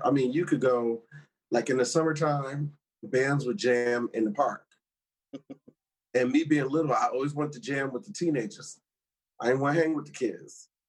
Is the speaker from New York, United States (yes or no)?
yes; New York City, New York, United States; I'm originally from Hollis, Queens. Mm. Yeah. Hollis, Queens, born and raised. Yeah. Grew up in that.